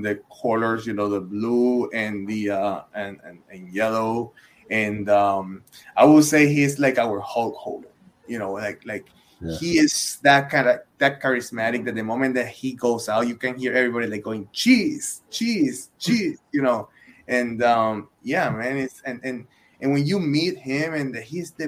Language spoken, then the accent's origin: English; Puerto Rico; moved away as an adult; I'm originally from Puerto Rico